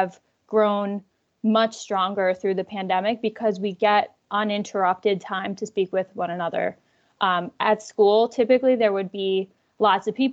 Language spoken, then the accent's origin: English; Central New Jersey, United States; moved away as an adult; also born or lived in Spain; now in Philadelphia, United States; I'm from Central New Jersey